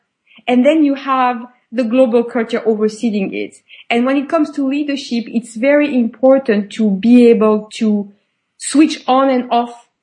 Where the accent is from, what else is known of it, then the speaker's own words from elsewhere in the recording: France; moved away; also born or lived in United Kingdom / Switzerland / Spain / United States; I was born and raised in France, but I've never worked in France.